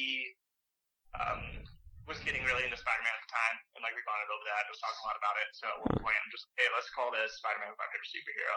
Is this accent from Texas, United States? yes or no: yes; Texas, United States; moved away as an adult; also born or lived in College Station, Texas; now in Boulder, United States; I'm originally from Texas